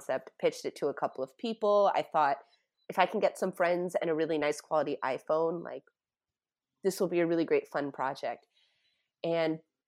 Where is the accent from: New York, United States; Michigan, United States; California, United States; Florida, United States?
Florida, United States; Tampa; I grew up in Tampa, Florida